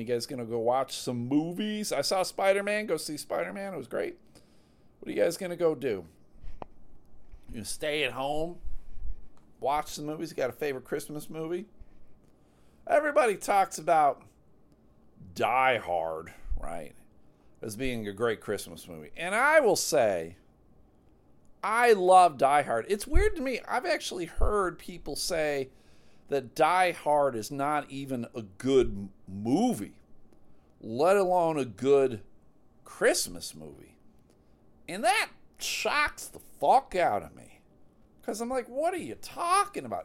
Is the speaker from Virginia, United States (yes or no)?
no; Michigan, United States; I'm from Michigan